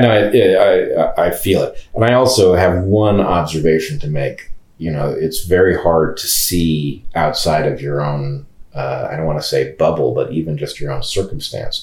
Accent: California, United States; moved away; I'm a Californian by birth, but I don't live in California

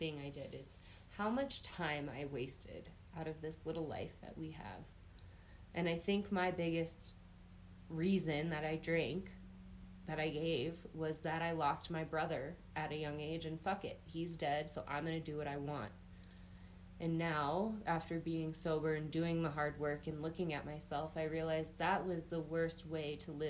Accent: Grand County, Colorado, United States; growing up in Grand County

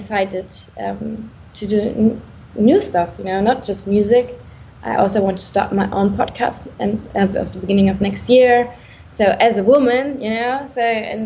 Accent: Germany; I'm from Germany

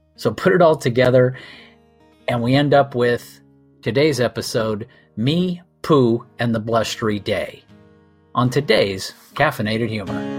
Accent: Southern California, United States; I grew up in Southern California

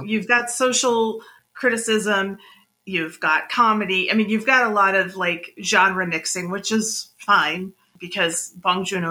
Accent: United States

